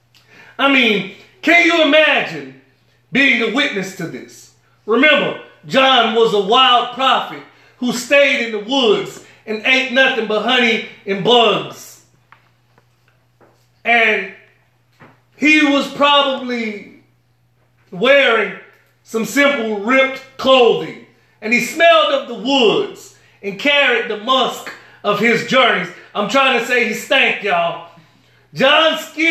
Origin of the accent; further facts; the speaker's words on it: New Orleans, Louisiana, United States; I'm from New Orleans, Louisiana, a place with a mixture of gumbo or beliefs.